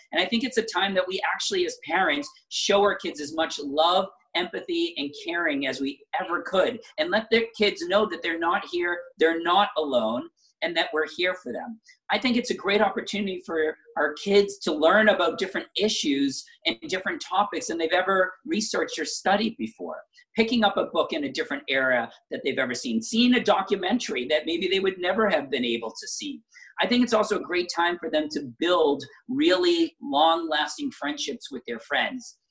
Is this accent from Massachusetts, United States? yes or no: yes; Braintree, Massachusetts, United States; I grew up in Braintree, in a suburb so similar to most of the 34 cities and towns